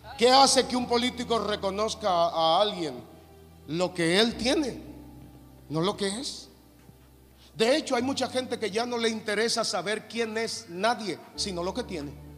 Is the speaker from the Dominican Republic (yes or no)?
yes; Dominican Republic; yo vengo de República Dominicana con muchísimas limitaciones